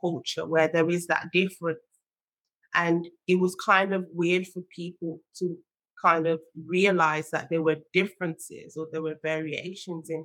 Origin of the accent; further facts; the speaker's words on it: Nigeria; now in United Kingdom; I was born in Nigeria and I grew up there as well